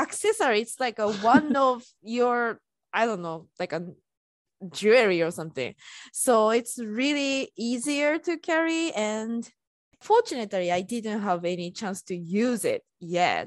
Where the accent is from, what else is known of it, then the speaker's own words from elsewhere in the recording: Japan; English is a second language; moved away as an adult; now in United States; I was born and raised in Japan